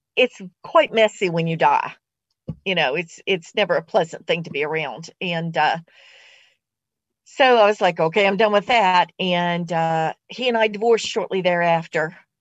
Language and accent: English; West Virginia, United States; I was born in West Virginia